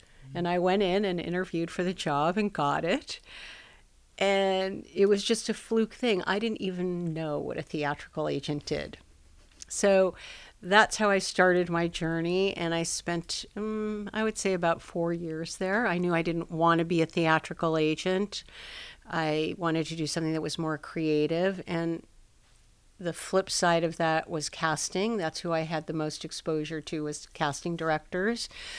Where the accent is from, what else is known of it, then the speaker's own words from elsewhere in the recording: Los Angeles, California, United States; Well, I'm a native Los Angelino.